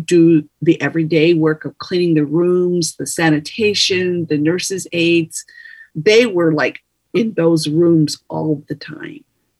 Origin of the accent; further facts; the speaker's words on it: Tohatchi, New Mexico, United States; I'm Diné from the Navajo Nation. My home community is Tohatchee